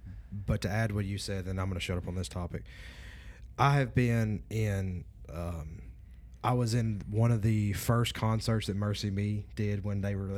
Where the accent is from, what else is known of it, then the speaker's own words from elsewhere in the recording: Louisiana, United States; I'm from North Louisiana.